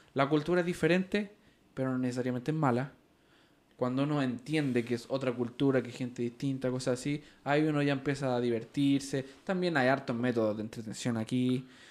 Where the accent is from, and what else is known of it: Ecuador; also born or lived in Peru; now in Utah, United States